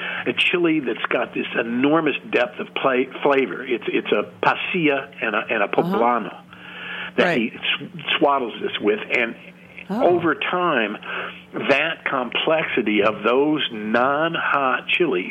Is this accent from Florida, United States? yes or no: no; Missouri, United States; now in New York, United States; I came from Missouri